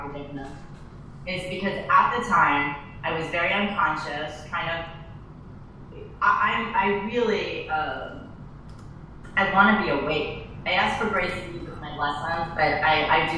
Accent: New York City, New York, United States; moved away as an adult; now in Los Angeles, United States; I grew up in Brooklyn

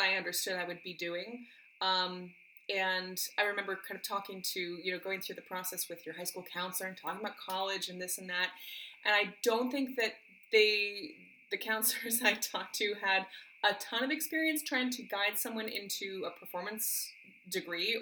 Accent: Midland, Michigan, United States; also born or lived in Princeton, New Jersey / Fargo, North Dakota; And then we moved to Michigan, I guess it was 96. Yeah, I was 9 years old

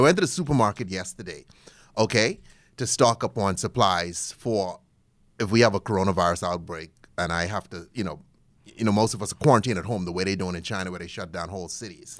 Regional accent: Bahamas; moved away; I'm originally from the Bahamas

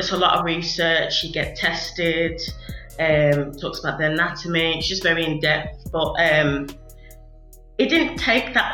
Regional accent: Wolverhampton, West Midlands, United Kingdom; moved away as an adult; also born or lived in Liverpool; Wolverhampton, with it being my hometown

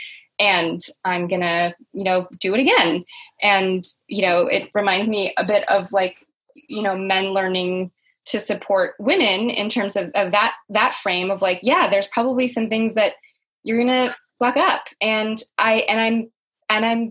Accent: United States; I grew up in America and I'm white

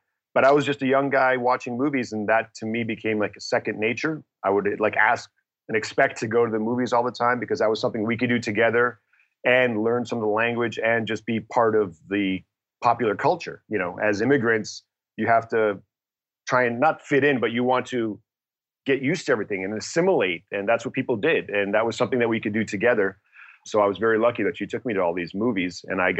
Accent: Toronto, Ontario, Canada; English is a second language; also born or lived in Detroit, United States; And so I grew up in Toronto and then Detroit before I went to the University of Michigan.

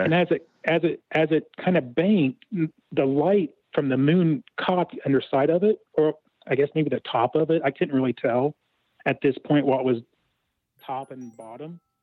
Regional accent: Ohio, United States; I'm from Ohio

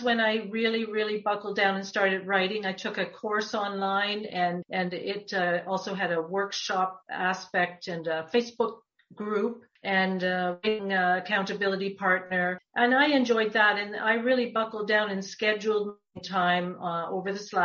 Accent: Toronto, Ontario, Canada; also born or lived in Muskoka; I grew up in the West End of Toronto

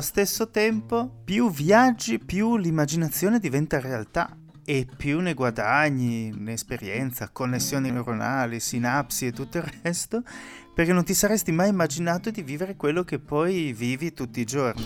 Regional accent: Pordenone, Friuli-Venezia Giulia, Italy; moved away; io vengo da Pordenone

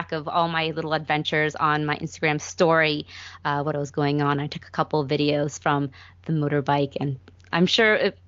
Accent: United States; growing up in America

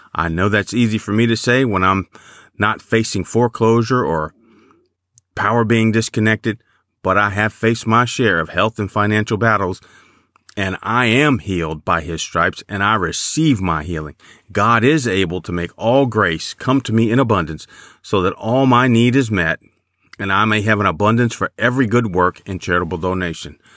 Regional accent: Chicago, Illinois, United States; I remember growing up in Chicago

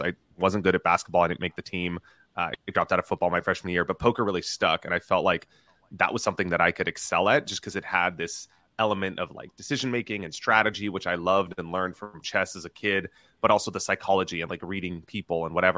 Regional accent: Southern California, United States; I grew up in Southern California

